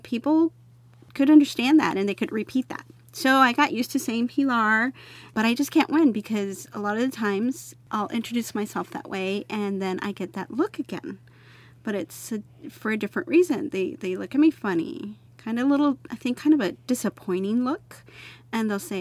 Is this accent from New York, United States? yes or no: no; El Paso, Texas, United States; now in Austin, United States; I grew up in El Paso